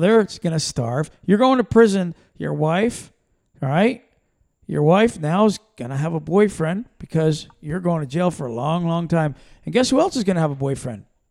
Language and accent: English; Pennsylvania, United States; moved away; we're from Pennsylvania originally